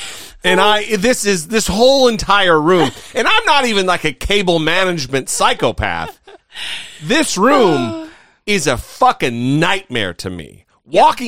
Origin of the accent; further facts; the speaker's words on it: Idaho, United States; born there; I was born in Idaho.